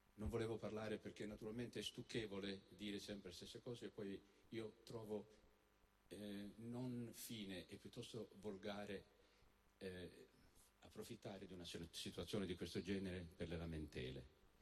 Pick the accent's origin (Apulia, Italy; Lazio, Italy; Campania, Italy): Apulia, Italy; also born or lived in Naples / Molfetta; io sono un ragazzo nato in, a Napoli e cresciuto in Puglia